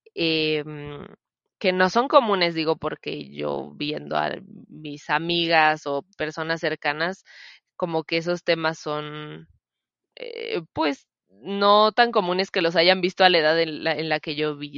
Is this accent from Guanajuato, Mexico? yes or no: yes; Celaya, Guanajuato, Mexico; Yo nací aquí en Celaya, soy originaria de Celaya, Guanajuato